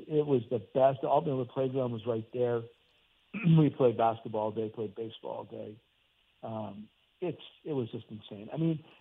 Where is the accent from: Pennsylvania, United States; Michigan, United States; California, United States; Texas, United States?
Pennsylvania, United States; Hazleton; born or raised there; moved away